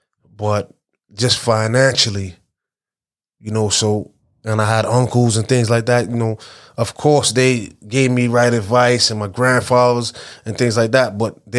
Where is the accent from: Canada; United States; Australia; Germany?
United States; Brooklyn, New York; I'm from Flatbush. I'm from East 31st. I'm from the whole Vanderbilt area. Mm-hmm. And I grew up there, went to school there, PS 269, the main building annex, you know, went to Walt Whitman, went to Erasmus. So I am Flatbush.